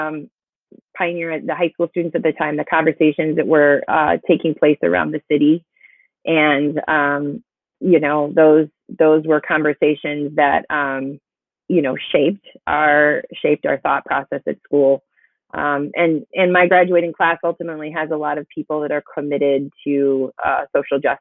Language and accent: English; Ann Arbor, Michigan, United States; growing up in the Bryant Pattengill neighborhood.